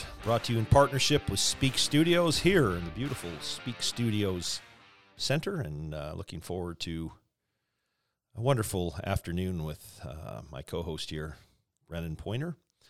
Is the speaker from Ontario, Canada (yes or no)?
no; Calgary, Alberta, Canada; born there; I was born in Calgary, Alberta.